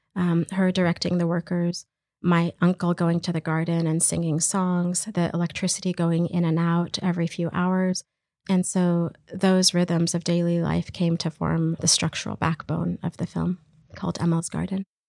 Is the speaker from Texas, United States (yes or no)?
yes; Texas, United States; moved away as an adult; also born or lived in Iraq; now in Canada; Grew up in Texas, and I'm a filmmaker and artist